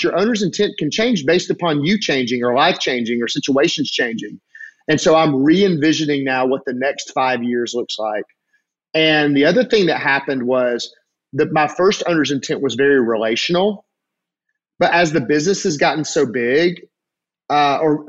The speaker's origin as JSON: {"language": "English", "region": "Alabama", "country": "United States", "said": "I'm from Alabama"}